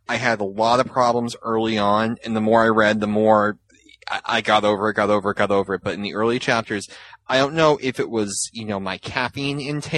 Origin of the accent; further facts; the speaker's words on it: Massachusetts, United States; I was from Massachusetts